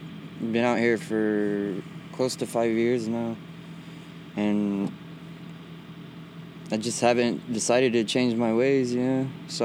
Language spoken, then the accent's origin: English; Visalia, California, United States; I was born in Visalia, yeah.